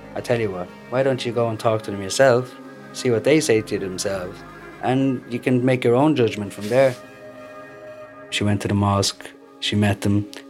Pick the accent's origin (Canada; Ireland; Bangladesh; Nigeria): Ireland; Dublin, Leinster; also born or lived in Tripoli, Libya; Now I'm from Tripoli. I'm half Dublin, half Tripoli, capital city boy